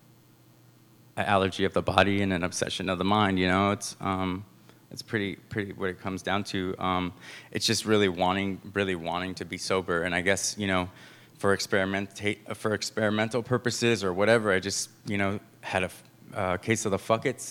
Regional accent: San Francisco, California, United States; I grew up here in San Francisco

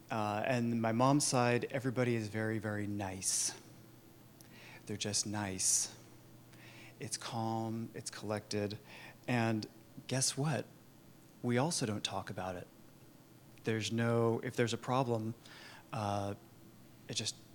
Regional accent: Sacramento, California, United States; I was born and raised in Sacramento, two hours up the road, uh, the suburbs of Sacramento, actually, which in the um, early 80s was not as cute as it is now.

